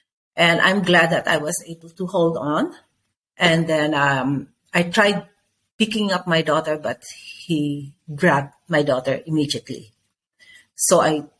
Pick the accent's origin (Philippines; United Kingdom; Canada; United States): Philippines; I'm from the Philippines.